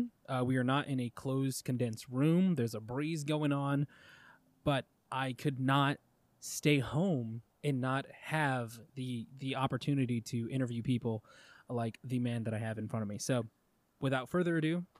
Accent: Goodyear, Arizona, United States; I'm from Goodyear, you know, I'm from the fucking country west side

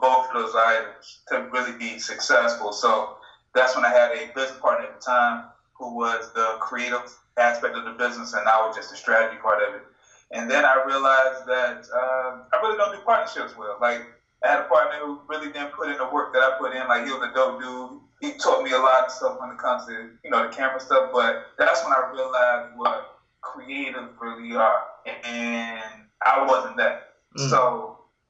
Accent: Portsmouth, Virginia, United States; also born or lived in Suffolk, Virginia; I am from Portsmouth in Suffolk, Virginia.

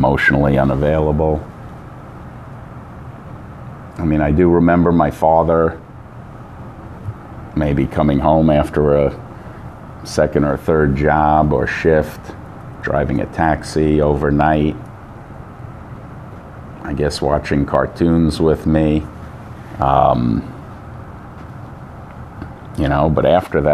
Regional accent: Long Island, New York, United States; We moved to Long Island. I grew up in Long Island.

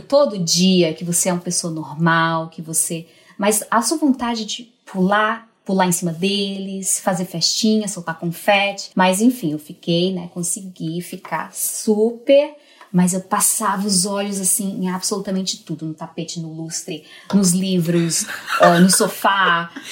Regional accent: Northeast Region, Brazil; moved away as an adult; also born or lived in Portugal; eu nasci mulher numa região machista, né? Sou nordestina

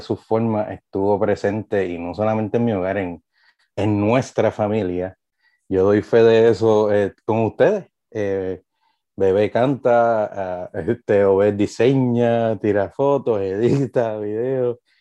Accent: Trujillo Alto, Puerto Rico; Yo me crié en aquel balcón, yo soy de Trujillo Alto, eh, de Carraízo

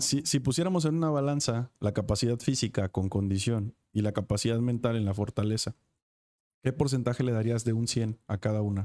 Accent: Acapulco, Guerrero, Mexico; soy de Acapulco

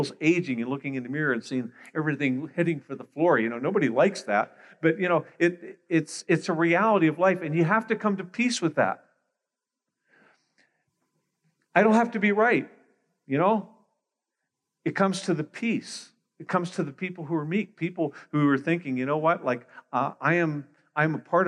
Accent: Pittsburgh, Pennsylvania, United States; moved away as an adult; now in Greater Toronto Area, Canada; I was born in Pittsburgh, Pennsylvania, so I'm an American.

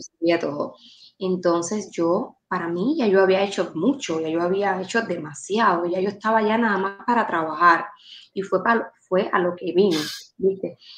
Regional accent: Manuel Tames, Guantánamo, Cuba; moved away as an adult; now in Miami, United States; soy de un municipio de Guantánamo, de un centralito allá que se llama Manuel Tames. Y literal me sacaron de Manuel Tames y me pusieron en Miami.

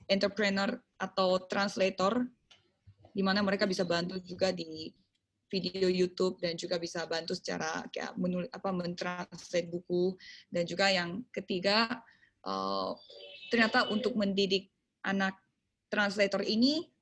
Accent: South Korea; also born or lived in Surabaya, Indonesia; saya orang Korea.

